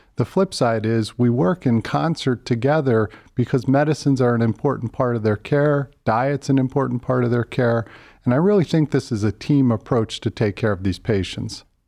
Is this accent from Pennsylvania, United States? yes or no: yes; Philadelphia, Pennsylvania, United States; moved away as an adult; also born or lived in Pittsburgh / Boston; now in Cleveland, United States; Grew up in Philadelphia